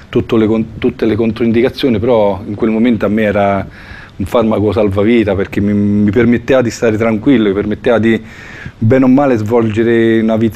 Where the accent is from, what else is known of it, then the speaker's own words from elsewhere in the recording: Fiuggi, Lazio, Italy; Sono di Fiuggi e il 26 luglio compirò 49 anni